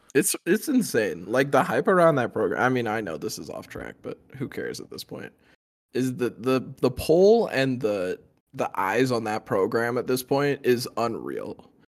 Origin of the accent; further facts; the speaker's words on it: Southern Oregon, United States; I'm from Southern Oregon.